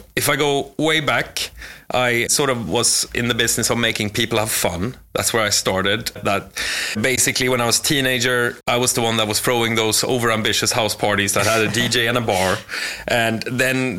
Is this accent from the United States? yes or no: no; Sweden; moved away as an adult; now in London, United Kingdom; I'm from Sweden